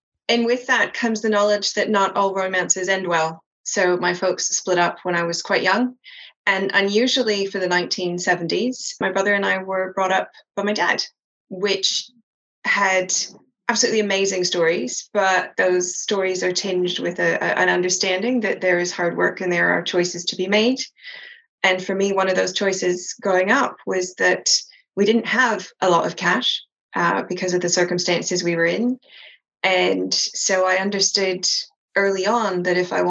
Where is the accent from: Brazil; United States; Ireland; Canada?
Canada; East Coast of Canada; moved away as an adult; now in London, United Kingdom; I grew up in the East Coast of Canada